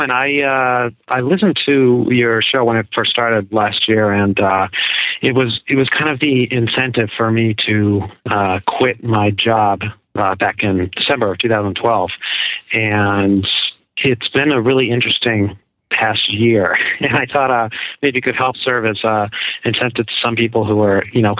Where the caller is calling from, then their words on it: Newburyport, Massachusetts, United States; Actually, uh, Newburyport, so kind